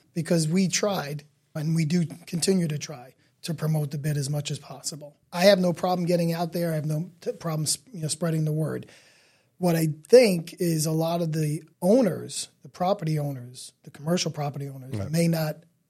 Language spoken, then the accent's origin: English; New York City, New York, United States; So again, we're from Staten Island